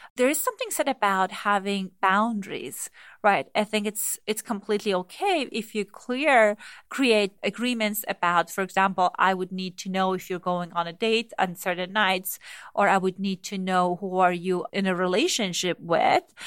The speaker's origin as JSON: {"language": "English", "country": "Iran", "tie": "born or raised there", "moved": "yes", "said": "I grew up in Iran"}